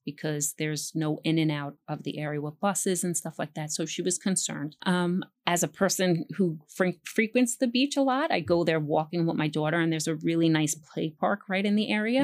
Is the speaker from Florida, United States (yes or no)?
no; New York City, New York, United States; also born or lived in Pelham Bay, Bronx / Morris Park, Bronx; I grew up in Throg's Neck.